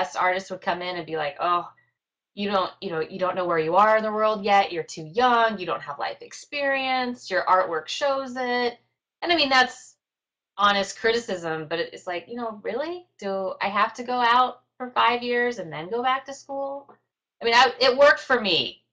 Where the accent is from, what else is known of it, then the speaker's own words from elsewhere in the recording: Nebraska, United States; moved away; also born or lived in Texas; I'm from Nebraska